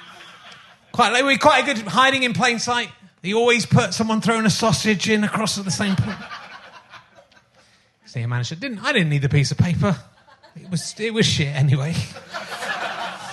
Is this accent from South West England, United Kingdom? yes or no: yes; Somerset, South West England, United Kingdom; I'm also from Somerset